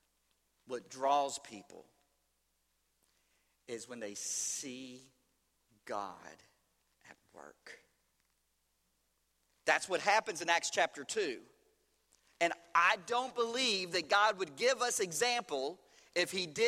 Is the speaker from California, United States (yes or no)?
no; Louisville, Kentucky, United States; St. Matthew's Baptist Church in Louisville, Kentucky, my hometown.